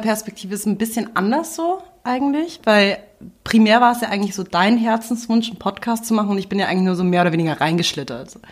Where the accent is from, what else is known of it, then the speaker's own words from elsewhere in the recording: Munich, Bavaria, Germany; ich bin hier in München groß geworden.